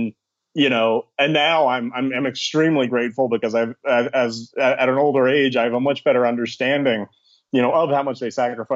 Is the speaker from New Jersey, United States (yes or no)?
yes; southern New Jersey, United States; moved away as an adult; also born or lived in Philadelphia, Pennsylvania; I was born in Philadelphia, Pennsylvania, and I grew up in southern New Jersey, just outside Philadelphia